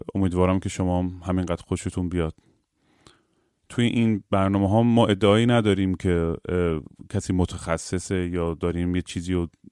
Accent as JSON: {"language": "Persian", "town": "Bushehr", "region": "Bushehr Province", "country": "Iran", "tie": "born or raised there", "said": "منم بوشهر زیاد بودم دیگه بچه بوشهرم"}